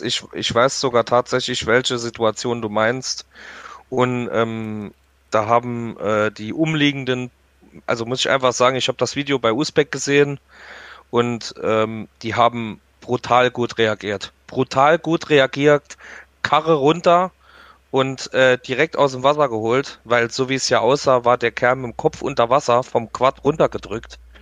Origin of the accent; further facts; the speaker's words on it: Saarland, Germany; Bei uns im Saarland